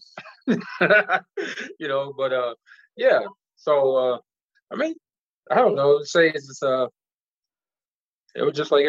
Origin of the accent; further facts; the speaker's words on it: Philadelphia, Pennsylvania, United States; now in Arizona, United States; I grew up in Southwest Philadelphia. Okay. Southwest. It's like University of like Drexel and Penn around that area. So Southwest Philadelphia.